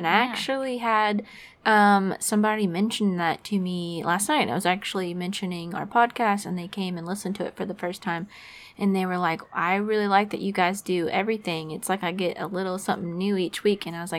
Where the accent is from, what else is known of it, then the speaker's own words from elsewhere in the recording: Florida, United States; my home state, which is Florida